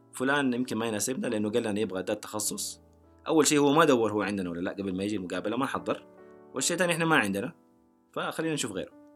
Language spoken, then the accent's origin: Arabic; Saudi Arabia; انا سعودي